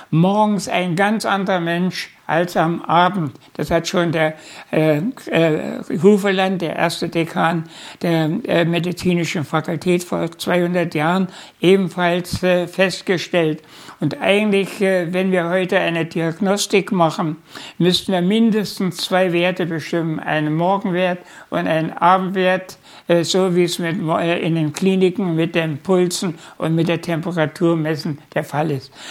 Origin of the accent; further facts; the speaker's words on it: Unstrut valley, near Nebra, Saxony-Anhalt, Germany; geboren bin ich äh, im Unstrutal, Wolmerstedt heißt der Ort. Das ist in der Nähe von Nebra, wo diese Himmelscheibe gefunden wurde